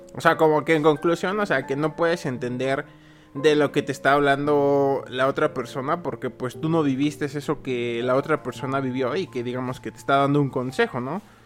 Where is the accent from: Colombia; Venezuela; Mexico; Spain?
Mexico; como buen mexicano